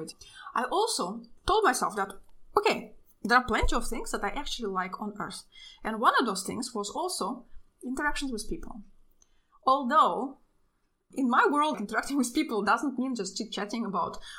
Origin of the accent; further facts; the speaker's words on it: Russia; now in Europe; I'm from Russia. My entire family actually lives in Russia. But I live in Europe